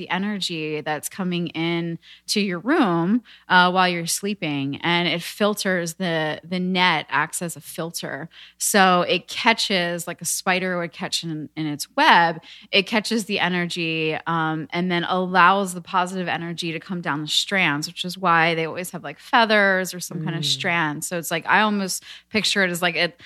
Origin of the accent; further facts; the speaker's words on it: outside of Philadelphia, Montgomery County, Pennsylvania, United States; now in Venice, United States; I'm from Pennsylvania